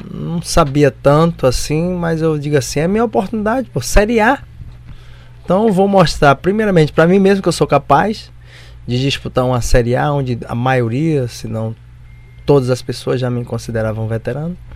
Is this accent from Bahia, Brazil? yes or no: yes; Bahia, Brazil; moved away; also born or lived in South Korea / Japan / Rio de Janeiro; porque sou baiano, né?